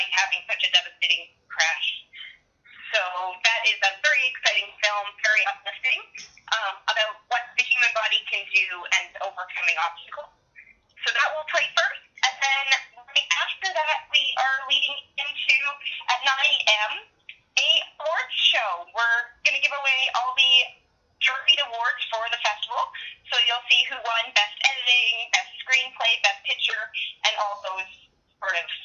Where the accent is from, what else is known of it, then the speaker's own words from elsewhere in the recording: Edmonton, Alberta, Canada; moved away as an adult; also born or lived in Vancouver; now in Okotoks, Canada; I am originally from Edmonton